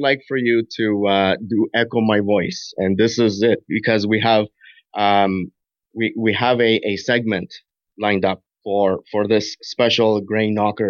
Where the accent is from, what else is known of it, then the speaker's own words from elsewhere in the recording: Canada; I'm Canadian